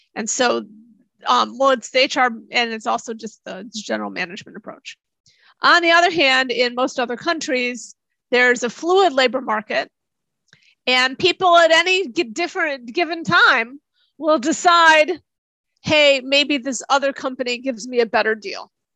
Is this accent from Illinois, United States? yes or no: yes; Chicago, Illinois, United States; moved away as an adult; also born or lived in Tokyo; I grew up near Chicago